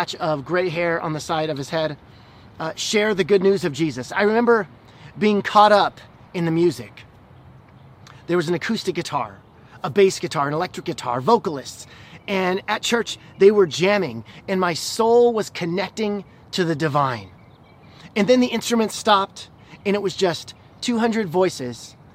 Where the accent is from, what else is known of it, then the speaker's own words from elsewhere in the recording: Illinois, United States; I grew up in Illinois where everybody was a Bears fan